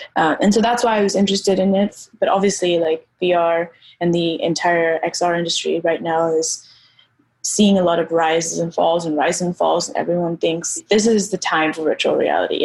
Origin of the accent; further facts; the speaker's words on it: Nairobi, Kenya; I grew up, so I grew up in Nairobi, I grew up in Kenya